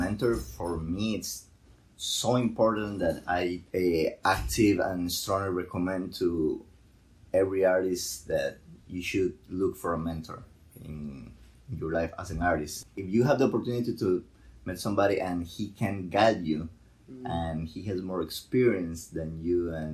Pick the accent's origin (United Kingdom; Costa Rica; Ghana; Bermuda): Costa Rica; moved away as an adult; also born or lived in Puerto Rico / Mexico; I grew up in Costa Rica listening to mariachi music